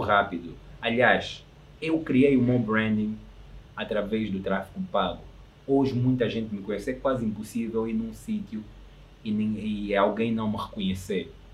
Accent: Angola; eu sou angolano

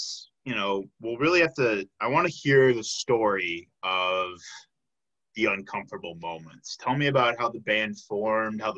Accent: Chicago, Illinois, United States; now in Milwaukee, United States; I'm from the Chicago area, like, I have friends that are still there

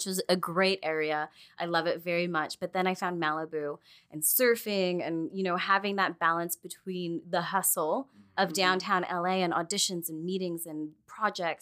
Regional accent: Vancouver, British Columbia, Canada; moved away; also born or lived in Quesnel, British Columbia / Prince George, British Columbia; I arrived in Vancouver when I was quite young, actually. So didn't spend a lot of time up there. Really feel like Vancouver's my home.

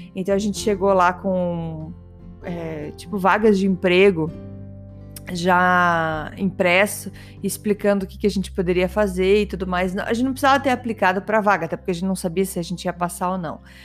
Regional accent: Brazil; moved away as an adult; now in Canada; sou canadense, sou brasileira

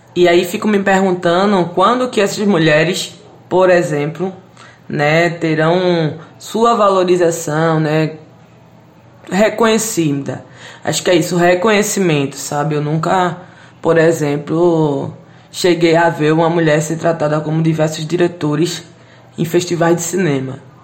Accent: Recife, Pernambuco, Brazil; Eu sou da favela do Totó, né? Cineasta periférica.

